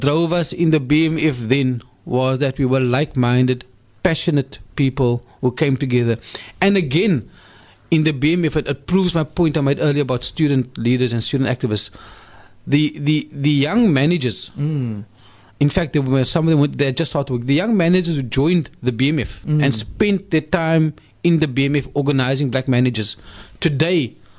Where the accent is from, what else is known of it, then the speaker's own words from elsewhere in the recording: South Africa; the freedoms that we enjoy as South African Muslims and South African citizens